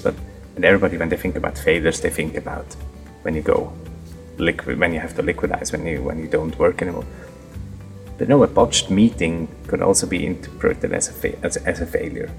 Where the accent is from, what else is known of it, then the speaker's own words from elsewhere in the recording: near Zurich, Switzerland; I am from Zurich. I grew up yeah, next to Zurich, right half an hour outside of Zurich